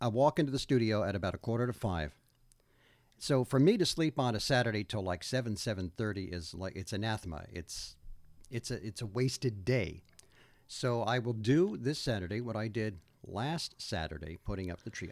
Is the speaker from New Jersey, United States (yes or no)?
yes; Old Bridge, New Jersey, United States; I grew up in Old Bridge, New Jersey, which is in Middlesex County